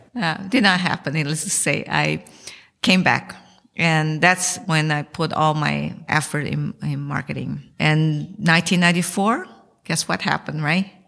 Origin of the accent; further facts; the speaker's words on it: São Paulo, Brazil; moved away as an adult; also born or lived in Taiwan; now in United States; So I was born in Taiwan and my parents took me to Brazil when I was one year old. So I spent my childhood and I went to University of São Paulo